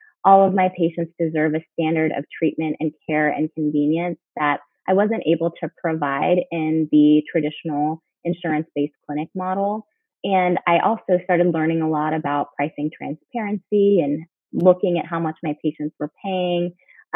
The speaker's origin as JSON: {"language": "English", "town": "Houston", "region": "Texas", "country": "United States", "tie": "born or raised there", "also_born_or_lived": "Chicago area (Northwestern) / New Orleans / Pittsburgh", "lives_now": "San Antonio, United States", "said": "I'm from Texas for medical school, went to Baylor in my hometown, Houston, for internship"}